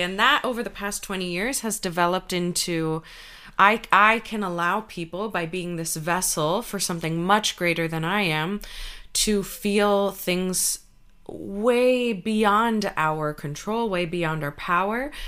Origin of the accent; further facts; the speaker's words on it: United States; my parents are Cuban refugees and I grew up in the United States